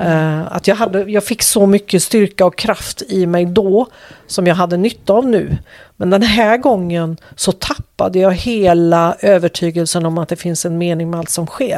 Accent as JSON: {"language": "Swedish", "area": "Bohuslän", "region": "Västra Götaland", "country": "Sweden", "also_born_or_lived": "Skåne", "moved": "as an adult", "said": "flyttade sen upp till Bohuslän igen där jag kommer ifrån"}